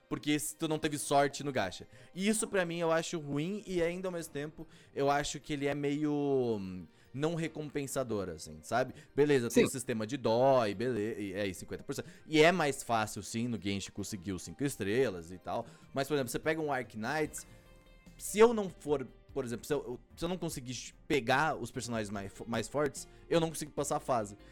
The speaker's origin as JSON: {"language": "Portuguese", "country": "Brazil", "said": "eu sou brasileiro"}